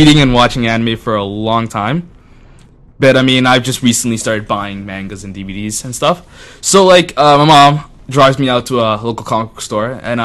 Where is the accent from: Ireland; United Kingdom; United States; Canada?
Canada; also born or lived in Italy; I was born in Italy. Mm-hmm. And I lived there for the first 5 years of my life. Then I came to Canada